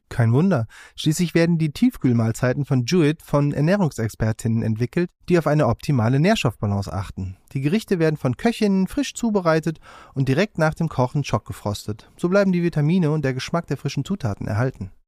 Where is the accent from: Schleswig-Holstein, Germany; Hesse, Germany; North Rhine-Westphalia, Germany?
North Rhine-Westphalia, Germany; Cologne; Ich komme ja aus Köln